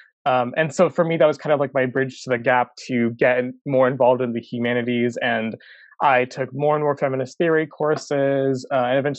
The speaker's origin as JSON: {"language": "English", "town": "Chicago", "region": "Illinois", "country": "United States", "tie": "born or raised there", "said": "I grew up in Northwest Side, you know, in high school and throughout my childhood."}